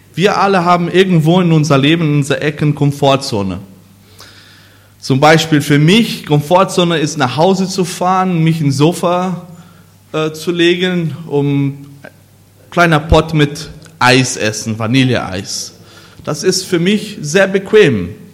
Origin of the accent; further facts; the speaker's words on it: Brazil; German is a second language; moved away as an adult; now in Germany; wo ich eigentlich groß geworden bin, obwohl ich ein Deutscher bin oder Brasilianer